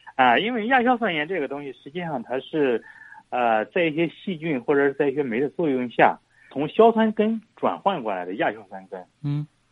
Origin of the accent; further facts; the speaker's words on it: China; 我们中国人富裕了嘛